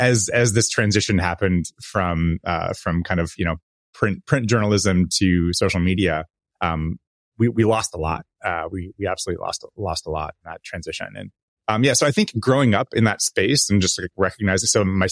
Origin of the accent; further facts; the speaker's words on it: California, United States; You know, I grew up in the North Bay and in the Bay Area